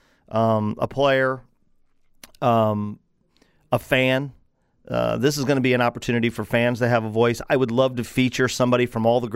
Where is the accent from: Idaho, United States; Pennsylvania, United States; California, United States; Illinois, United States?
Illinois, United States; Granite City; here in the Metro East area in my hometown of Granite City